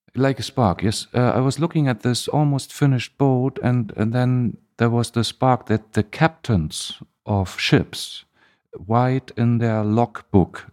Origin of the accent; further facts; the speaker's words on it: East Germany, Germany; English is a second language; now in Hamburg, Germany; I grew up in Germany, but in the eastern part, in East Germany.